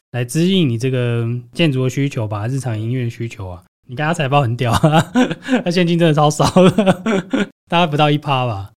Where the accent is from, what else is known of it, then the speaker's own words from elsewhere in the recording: Taiwan; 我们台湾人